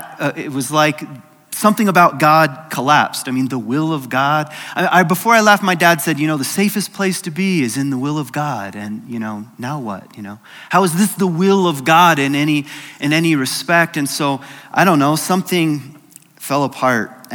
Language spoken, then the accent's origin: English; Lynchburg, Virginia, United States; I was born in Lynchburg, Virginia, in the lap of Jerry Falwell